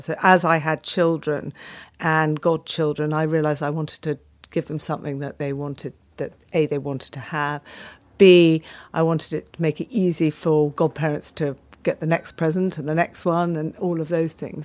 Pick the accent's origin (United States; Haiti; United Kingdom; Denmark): United Kingdom; Penshurst, South East England; I was brought up in Kent, in a little village called Penshurst